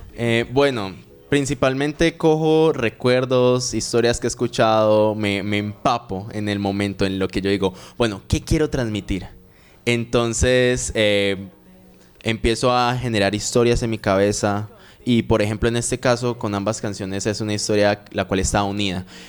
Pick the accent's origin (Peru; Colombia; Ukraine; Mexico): Colombia; Medellín, Antioquia; now in Cali, Colombia; actualmente resido en Cali, aunque nací en Medellín